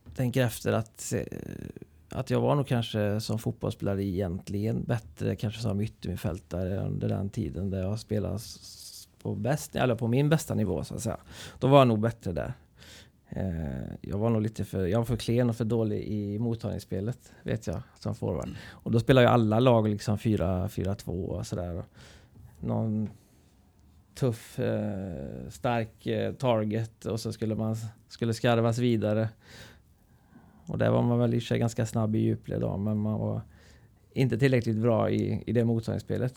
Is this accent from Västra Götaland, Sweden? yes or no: yes; Trollhättan, Västra Götaland, Sweden; also born or lived in Vänersborg; Så Trollhättan har jag ju växt upp i och levt hela mitt liv